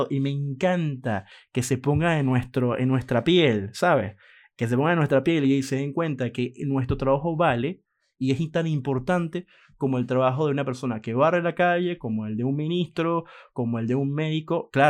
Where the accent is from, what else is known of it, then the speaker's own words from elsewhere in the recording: Venezuela; di clases en la universidad en Venezuela, soy venezolano, eh, di clase en la Universidad José María Vargas en Venezuela